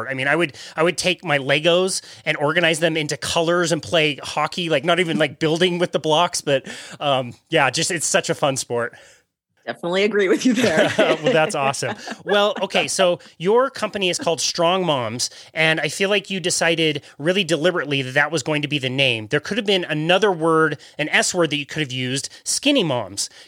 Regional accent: Salt Lake City, Utah, United States; well, I grew up in Salt Lake City. Um, we're just here in the Wasatch Mountains um, in Salt Lake, and so we hosted the Olympics in 2002, which was great because when they did that, they started to build a lot more rinks in my area.

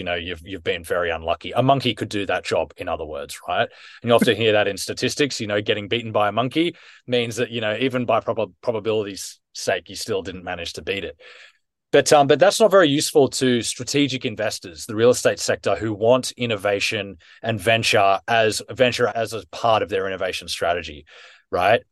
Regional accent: Australia; now in United Kingdom; I was born and raised in Australia.

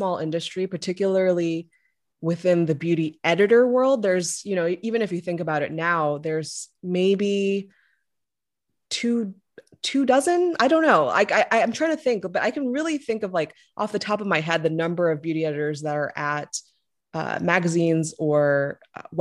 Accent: Louisiana, United States; moved away; I'm a Korean American and I grew up in Louisiana. So I spent most of my formative years down south

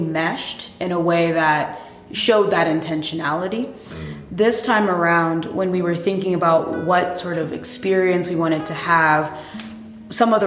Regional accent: East Coast, United States; we also both are from the East Coast

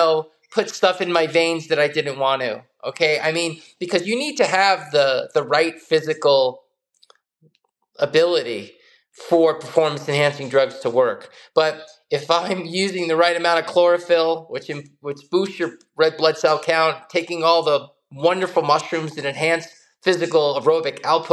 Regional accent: United States; growing up in the United States in the late 60s, 70s, and 80s

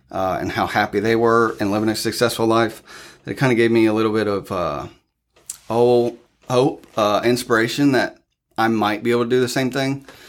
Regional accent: Newark, Ohio, United States; moved away as an adult; now in Flatwoods, United States; originally from Newark, Ohio.

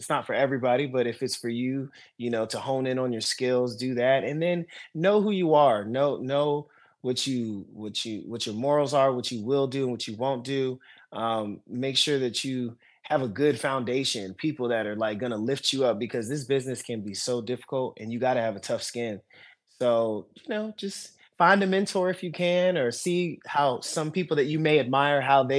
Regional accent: East Coast, United States; You know, I'm born and raised on the East Coast. You know, all my family is from Maryland to Massachusetts to Florida.

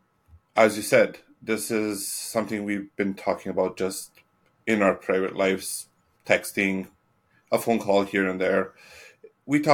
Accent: Italy; moved away; also born or lived in Edmonton, Canada; I was born in Edmonton, but I lived in Italy for 23 years. And when I was in Italy, I was living in a small town.

